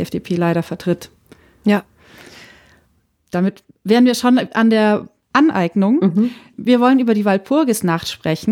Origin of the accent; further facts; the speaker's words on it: Franconia, Bavaria, Germany; moved away; ich bin ja in Franken zum Teil aufgewachsen